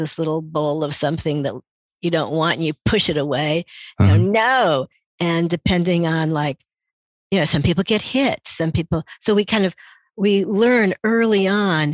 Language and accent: English; Indianapolis, Indiana, United States; So I really felt like a stranger in a strange land in Indianapolis.